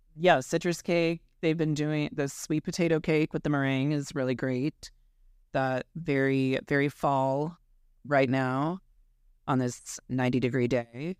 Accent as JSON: {"language": "English", "town": "Omaha", "region": "Nebraska", "country": "United States", "also_born_or_lived": "West Coast", "moved": "yes", "said": "I'm originally from Omaha"}